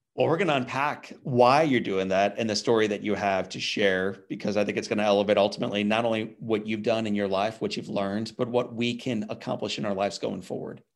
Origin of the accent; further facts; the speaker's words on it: St. Louis, Missouri, United States; my hometown of St. Louis is an awesome baseball town.